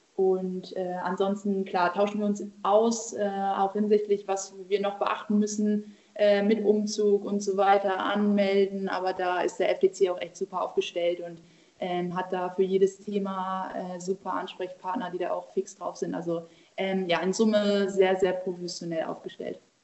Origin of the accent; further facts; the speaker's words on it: Buxtehude, Lower Saxony, Germany; Ich bin aktuell in Buxtehude, in meiner Heimatstadt bei meiner Familie